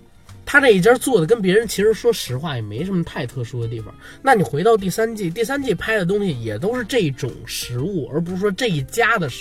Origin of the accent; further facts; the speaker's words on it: Beijing, China; 我要聊的话啊，作为一个北京人，我肯定得聊地道的北京美食。